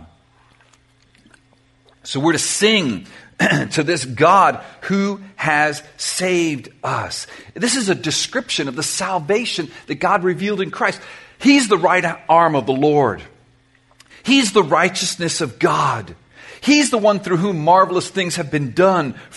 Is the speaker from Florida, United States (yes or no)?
yes; Miami, Florida, United States; also born or lived in Germany; I grew up in Miami